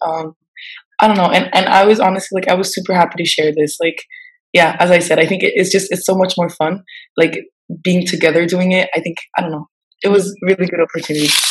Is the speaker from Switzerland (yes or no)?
yes; Switzerland; moved away as an adult; now in Senegal; I'm Swiss and I grew up in Switzerland